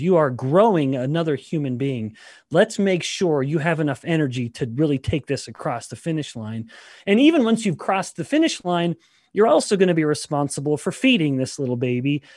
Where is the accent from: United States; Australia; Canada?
Canada; I am Canadian